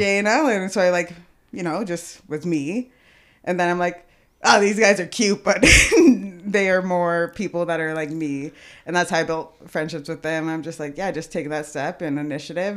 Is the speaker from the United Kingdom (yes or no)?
no; Edmonton, Alberta, Canada; born or raised there; also born or lived in Kelowna, British Columbia